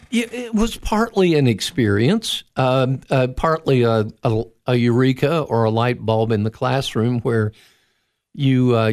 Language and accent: English; Florida, United States; also born or lived in -; But I grew up after we moved to Florida while I was at 14. I, I grew up near the Kennedy Space Center.